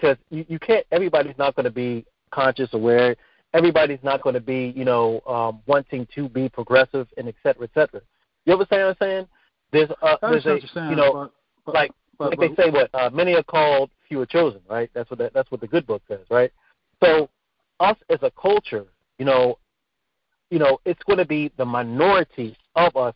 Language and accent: English; United States; I grew up as an American